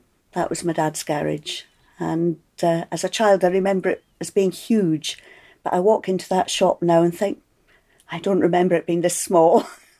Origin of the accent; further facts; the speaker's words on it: Tobermory, Scotland, United Kingdom; I was born in Tobermory, and I could show you the bedroom window in Nergal Terrace where I was born.